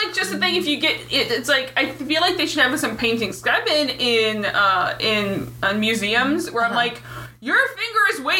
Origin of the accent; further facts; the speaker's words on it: Northern Michigan, United States; accent: strong northern, Northern Michigan; moved away; also born or lived in Minnesota; When I start drinking, I slip into a very strong northern. Oh yeah, yeah, yeah. Canadianish. Yeah. Northern Michigan.